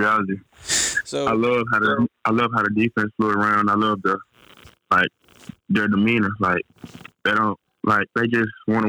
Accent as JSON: {"language": "English", "town": "Forrest City", "region": "Arkansas", "country": "United States", "tie": "born or raised there", "said": "It all was around my hometown, Forest City, and Arkansas."}